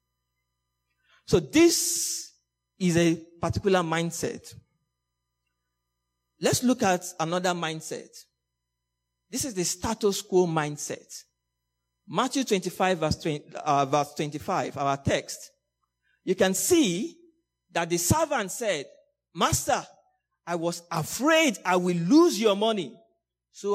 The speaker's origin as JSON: {"language": "English", "country": "Nigeria", "also_born_or_lived": "Hong Kong", "moved": "as an adult", "said": "I'm a Nigerian. And I always remember, I think 2013, when I was about leaving Nigeria, I was going to Hong Kong."}